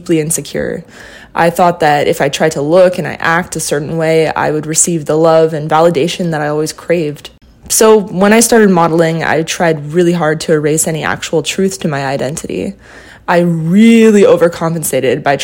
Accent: Southern California, United States; now in New York City, United States; I grew up in Southern California in a family of four people

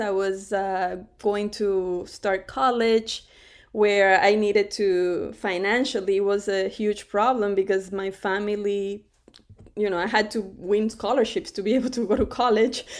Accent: Cuba; now in United States; I was born in Cuba too, right in front of the water.

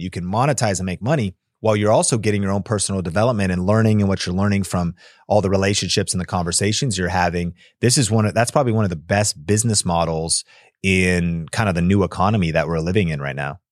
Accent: Seattle, Washington, United States; now in Las Vegas, United States; I grew up in Seattle, so we had evergreen trees

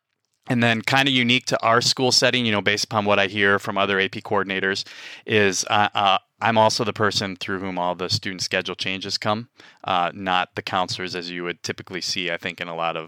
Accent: Wausau, Wisconsin, United States; Wisconsinite, born and raised in northern Wisconsin and in Wausau, most known for its insurance companies. But I grew up in the Midwest

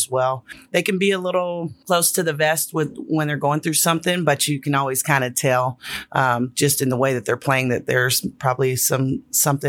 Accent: California, United States; I'm from California

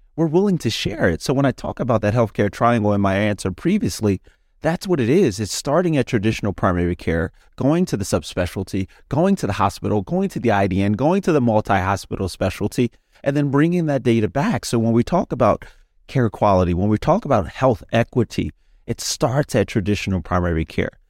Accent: Philadelphia, Pennsylvania, United States; I'm from Philadelphia, Pennsylvania

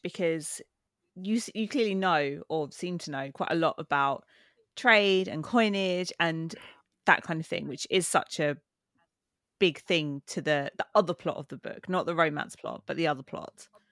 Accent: United Kingdom; I am British

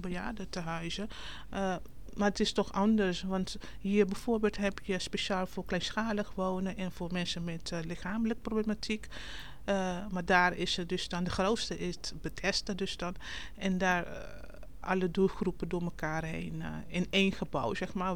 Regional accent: Curaçao; moved away as an adult; now in Netherlands; Ik kom oorspronkelijk uit Curaçao

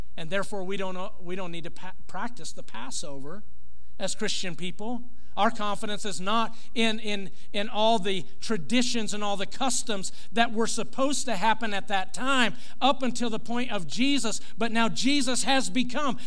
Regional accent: United States; as an American, as a patriot uh, in, in this country, as a, a proud American

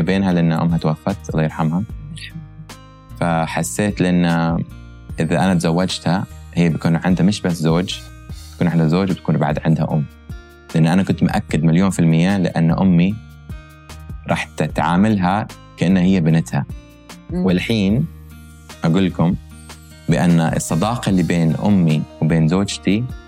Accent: United States; born or raised there; moved away as an adult; also born or lived in Kuwait; now in Dubai, United Arab Emirates

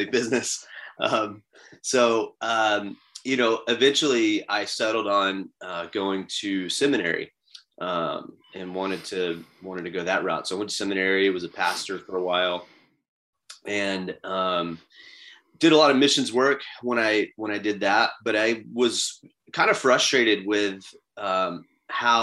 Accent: Florida, United States; I grew up in Florida. I live in Florida

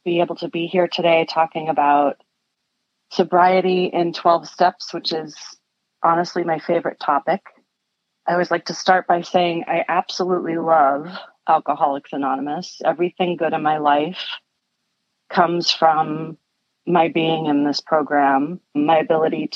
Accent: Connecticut, United States; I grew up in Connecticut, a town that was really beautiful

